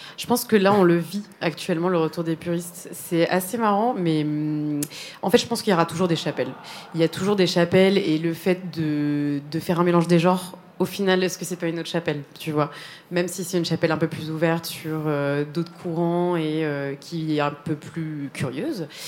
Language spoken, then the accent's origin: French; Spain; moved away; c'est mes origines personnelles parce que j'ai grandi en Espagne.